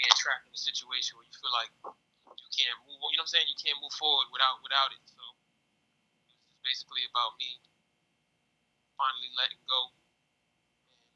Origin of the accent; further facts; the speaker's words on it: New York City, New York, United States; I come from the Sanview section of the Bronx. I grew up in Sanview.